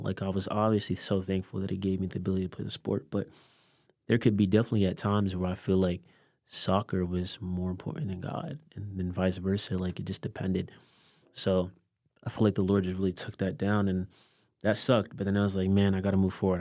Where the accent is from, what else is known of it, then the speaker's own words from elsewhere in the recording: Delaware, United States; growing up in Delaware, parents are from Haiti